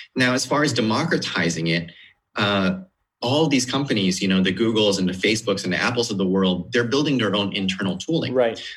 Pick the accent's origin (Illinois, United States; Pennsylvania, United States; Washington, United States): Washington, United States; outside of Seattle; moved away as an adult; now in Sunnyvale, United States; I grew up outside of Seattle